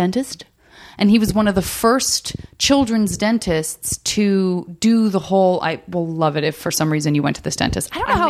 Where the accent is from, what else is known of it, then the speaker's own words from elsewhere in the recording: Tucson, Arizona, United States; moved away as an adult; also born or lived in Flagstaff, Arizona; I grew up in the Sonoran Desert